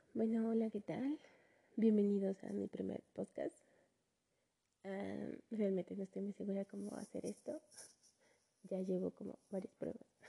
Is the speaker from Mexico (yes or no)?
yes; Mexico; soy de México.